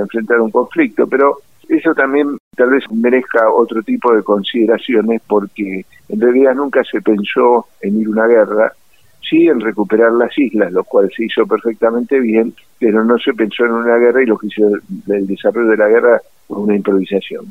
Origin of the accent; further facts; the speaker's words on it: Buenos Aires, Argentina; Yo nací en el centro de la capital federal, en Luis de Campos y Matienzo, bien en el Hospital Militar Central. Sí, bien porteño